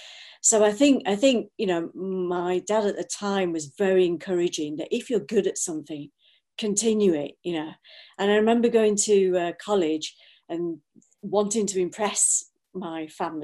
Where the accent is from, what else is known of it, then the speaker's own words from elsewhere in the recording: Blackburn, North West England, United Kingdom; moved away as an adult; also born or lived in Salford / Manchester; now in Birmingham, United Kingdom; I was born and bred in Blackburn. I did the classic thing of, you know, staying there until I was 18